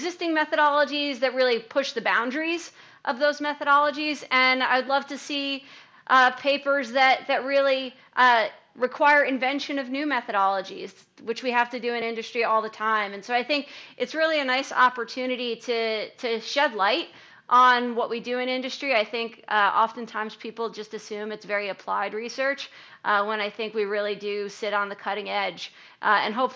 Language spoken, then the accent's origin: English; Colonia, New Jersey, United States; I grew up in Colonia, New Jersey, a stone's throw away from Merck's Rahway